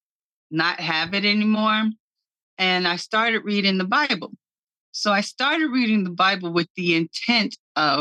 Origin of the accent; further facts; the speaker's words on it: Cincinnati, Ohio, United States; also born or lived in Hyattsville, Maryland; I was born in Cincinnati, raised between Cincinnati and Hyattsville, Maryland